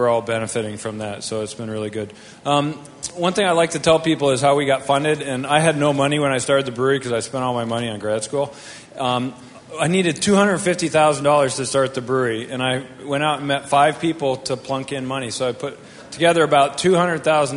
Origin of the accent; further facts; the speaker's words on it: Vermont, United States; moved away as an adult; also born or lived in Colorado; I grew up in Vermont and went to school in Colorado.